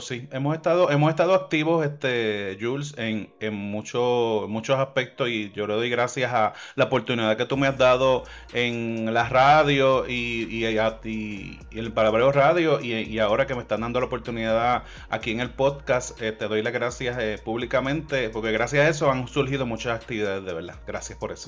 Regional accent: Puerto Rico; also born or lived in Levittown, Puerto Rico / Cayey, Puerto Rico; nosotros somos de Puerto Rico

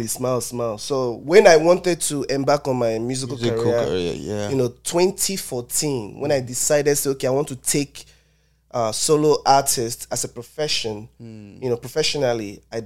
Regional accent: Port Harcourt, Rivers State, Nigeria; also born or lived in Boston, United States; now in Atlanta, United States; Otakot boy, Nigerian to be specific.

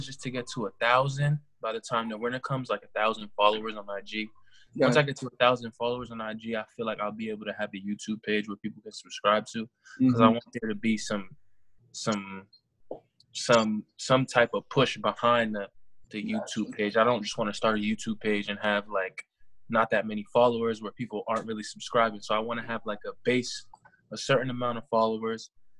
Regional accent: Massachusetts, United States; I mean, I'm from Mass.

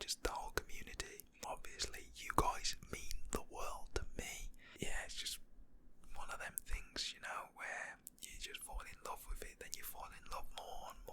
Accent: West Midlands, United Kingdom; I am from England, Britain, the UK, from West Midlands

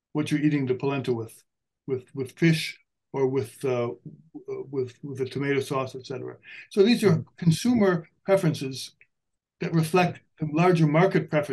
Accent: Illinois, United States; I grew up in Illinois, and Illinois is a big maize producing area

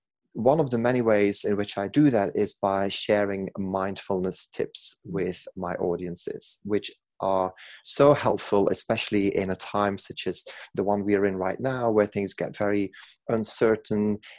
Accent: Belgium; accent: Manc twang; English is a second language; now in Manchester, United Kingdom; I'm from Belgium originally, in case people are wondering where the exotic accent is from, but I've lived in Manchester for 20 years, so that Manc twang kicks in at random times.

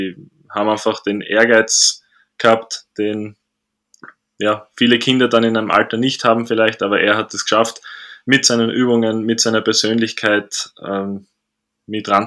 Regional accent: Graz, Styria, Austria; Ich komme ursprünglich aus Graz, ähm, habe auch acht Jahre für Graz gespielt, von 2014 bis letzte Saison

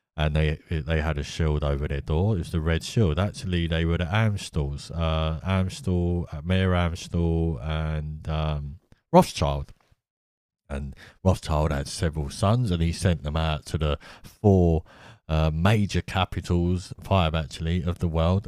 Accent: United Kingdom; I'm from Britain

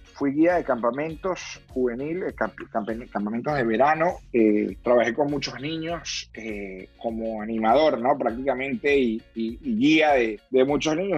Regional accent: Venezuela; now in Miami, United States; más allá de que sea venezolano o, desear que le haya bien a Venezuela

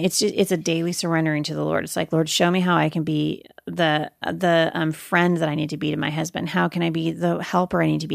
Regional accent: Portland, United States; Jay and I, you know, growing up in Portland, we pastored at a church in Portland for many years.

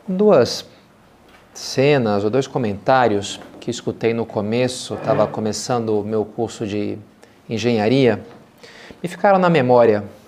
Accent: Rio de Janeiro, Brazil; meus pais moram até hoje, eu me criei, lá na, na Gávea, no Rio de Janeiro

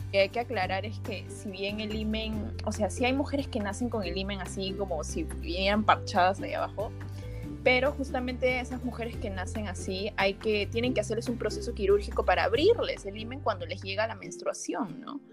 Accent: Juliaca, Puno, Peru; yo soy natalmente de Juliaca, Juliaca está en Puno

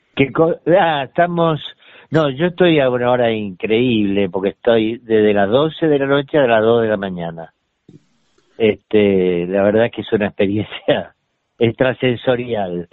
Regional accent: Ramos Mejía, Buenos Aires Province, Argentina; also born or lived in Gibraltar (ancestry) / Sitges, Spain; teníamos una casa divina en Ramos Mejía que había sido de mi tía Cándida, este, que es la que nos, nos crió un poco a todos

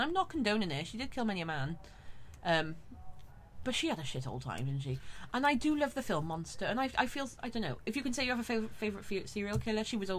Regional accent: United Kingdom; I'm so British. I'm too British to start a podcast.

